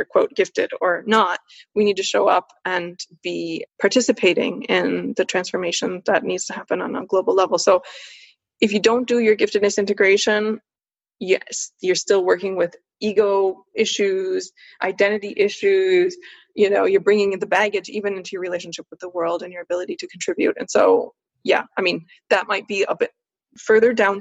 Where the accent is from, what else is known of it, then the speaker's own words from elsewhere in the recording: United States; also born or lived in Switzerland; I'm a woman, I'm an American, I'm Swiss as well